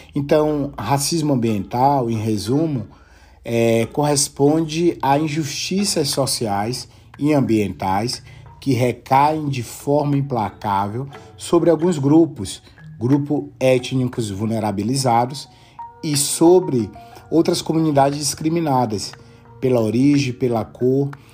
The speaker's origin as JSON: {"language": "Portuguese", "region": "interior of Bahia", "country": "Brazil", "also_born_or_lived": "Brasília, Brazil", "moved": "as an adult", "lives_now": "Salamanca, Spain", "said": "sou baiano do interior da Bahia"}